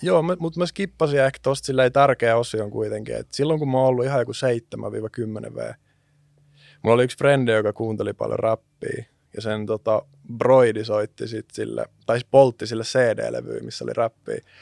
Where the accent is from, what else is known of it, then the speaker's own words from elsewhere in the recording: Jyväskylä, Central Finland, Finland; mä oon syntynyt Jyväskylässä yrittäjäperheeseen